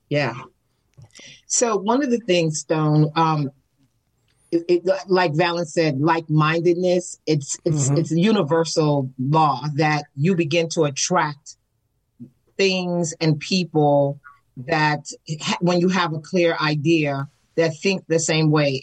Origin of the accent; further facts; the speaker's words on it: New York City, New York, United States; moved away as an adult; now in Atlanta, United States; I come from New York City and I was hmm. raised in the Bronx, New York, as an apartment dweller.